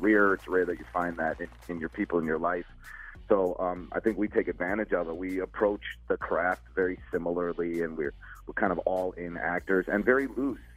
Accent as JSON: {"language": "English", "town": "Chicago", "region": "Illinois", "country": "United States", "tie": "born or raised there", "said": "I grew up in Chicago"}